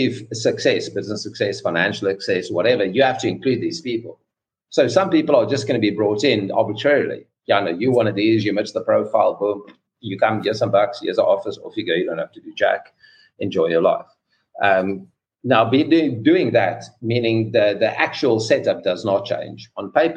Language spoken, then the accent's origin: English; South Africa; I grew up in South Africa